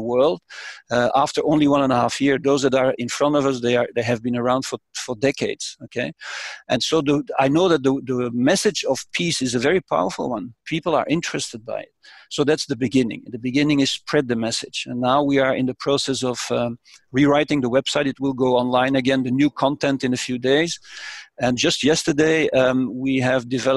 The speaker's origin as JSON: {"language": "English", "town": "Brussels", "region": "Brussels-Capital Region", "country": "Belgium", "tie": "born or raised there", "said": "born and raised in Brussels, which symbolically I grew up a few hundred meters from the European institutions"}